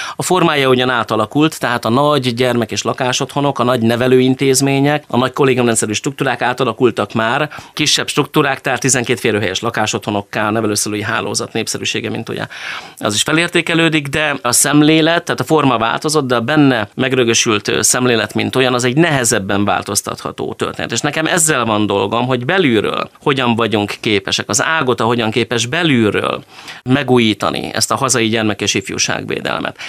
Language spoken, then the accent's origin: Hungarian; Hajós, Bács-Kiskun, Hungary; moved away as an adult; also born or lived in Izsák; now in Szeged, Hungary; ahol felnőttem hazajöttem. És akkor én visszamentem a hajósi nevelőotthonba